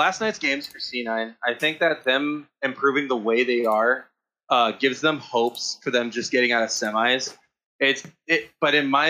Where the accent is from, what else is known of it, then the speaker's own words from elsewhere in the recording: Apple Valley, California, United States; I've lived here my whole life